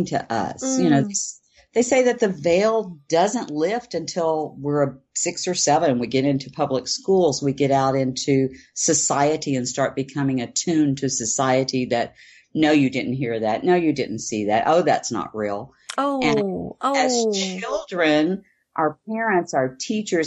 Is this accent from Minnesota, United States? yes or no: no; Houston, Texas, United States; I grew up in Texas, in Houston, actually.